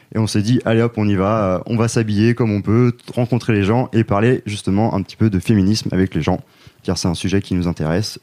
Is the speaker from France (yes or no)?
yes; Rennes, Brittany, France; on est trois gars qui viennent de Rennes.